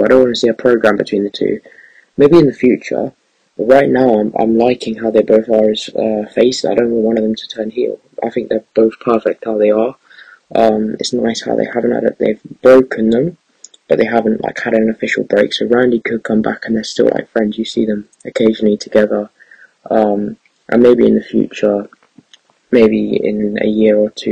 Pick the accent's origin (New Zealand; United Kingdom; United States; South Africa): United Kingdom; England; I'm from England